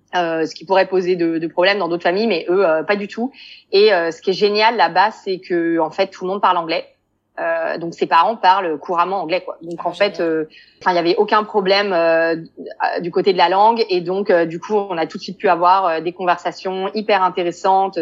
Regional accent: Paris, Île-de-France, France; moved away as an adult; now in Beersheba, Israel; je viens de Paris

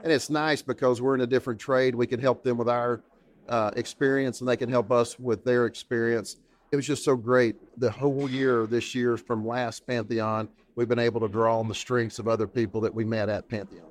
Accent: East Tennessee, United States; to East Tennessee, back to my hometown

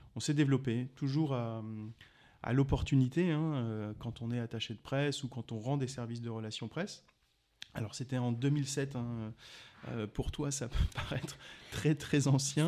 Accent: Alsace, Grand Est, France; moved away as an adult; also born or lived in Strasbourg; now in Montpellier, France; je viens d'Alsace, j'ai commencé mes études de droit à Strasbourg et je les ai terminées en arrivant sur Montpellier en 2001-2002

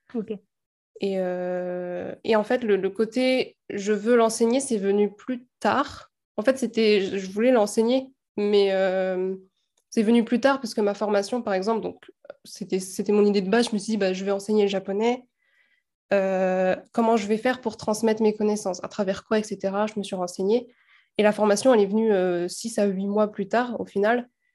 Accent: France; nous, en tant que Français

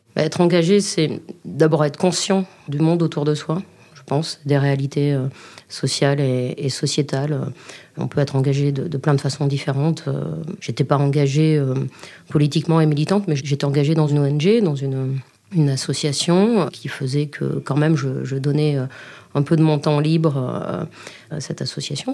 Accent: Libourne, Nouvelle-Aquitaine, France; Je suis née à Libourne et je vis encore à Libourne, au cœur de la Nouvelle-Aquitaine.

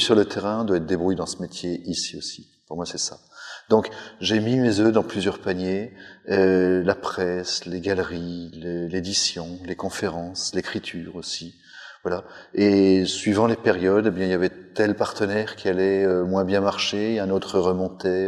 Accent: Savoie, Auvergne-Rhône-Alpes, France; en tant que Savoyard

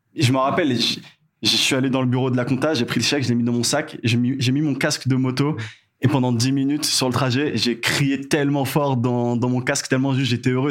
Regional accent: Madagascar; also born or lived in Canada; en tant que malgache

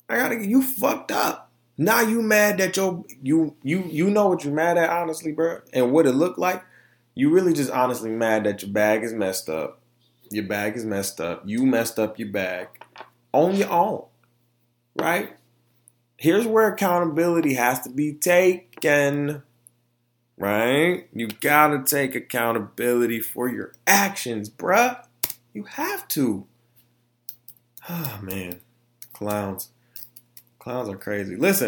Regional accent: Orlando, Florida, United States; also born or lived in Detroit; I come from Florida and Detroit. You know what I'm saying? I come from Orlando and Detroit. Two totally different cultures.

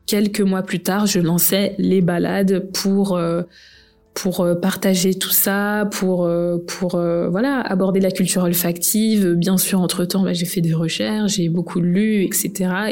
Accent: France; Je suis née en France

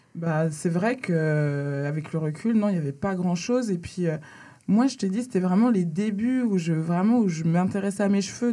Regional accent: Laval, Pays de la Loire, France; moved away as an adult; also born or lived in Dakar, Senegal; now in Paris, France; J'habite à Paris et j'ai grandi en Mayenne, à Laval.

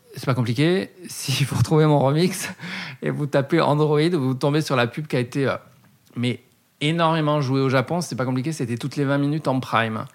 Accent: Bordeaux, Nouvelle-Aquitaine, France; je suis né à Bordeaux

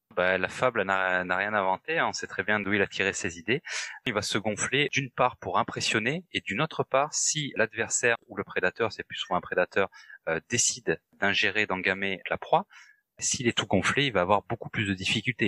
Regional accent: France; chez nous en France

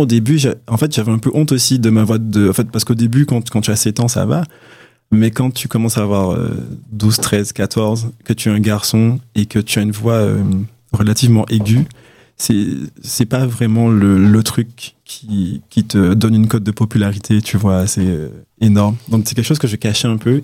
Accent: Martinique; je suis de Martinique

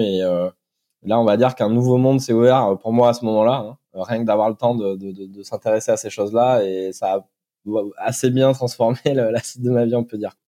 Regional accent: Brive-la-Gaillarde, Nouvelle-Aquitaine, France; je suis originaire de Corrèze, de Brive-la-Gaillarde, précisément

